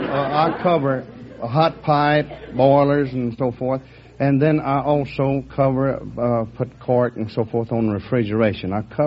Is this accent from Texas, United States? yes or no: yes; Texas, United States